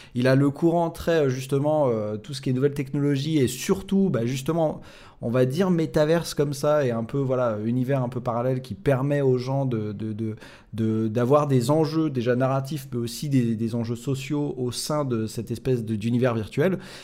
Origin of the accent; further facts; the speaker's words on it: France; chez nous en France